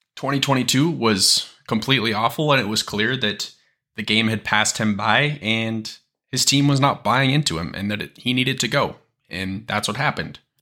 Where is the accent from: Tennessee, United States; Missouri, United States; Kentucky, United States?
Missouri, United States; Kansas City; I'm from Kansas City